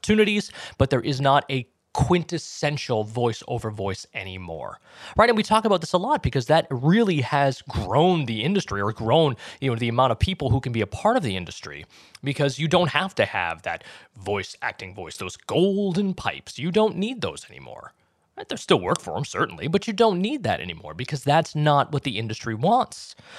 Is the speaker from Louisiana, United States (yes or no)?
no; Boston, Massachusetts, United States; accent: Boston; I'm from Boston. I'm from the Boston area, grew up there. And I had it wasn't super thick, but I had a noticeable Boston accent when I was growing up